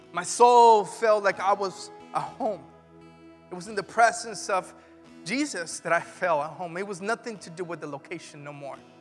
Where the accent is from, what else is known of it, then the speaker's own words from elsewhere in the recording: Mexico; now in Vacaville, United States; When I grew up in Mexico, I didn't experience church until I was nineteen, and I didn't even experience it in Mexico